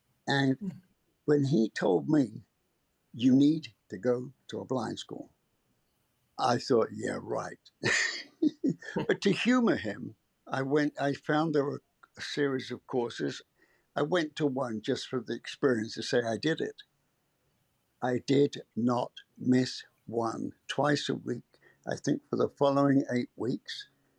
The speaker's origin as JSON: {"language": "English", "region": "England", "country": "United Kingdom", "tie": "born or raised there", "moved": "as an adult", "lives_now": "United States", "said": "oh, I've been in America for 50 years. But I grew up in England, and my business career started in England."}